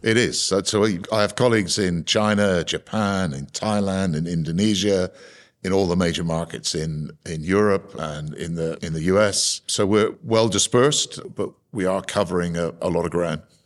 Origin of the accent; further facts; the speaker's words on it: Cornwall, South West England, United Kingdom; I was born in Cornwall uh, in a seaside town that had a quite a vibrant fishing community at the time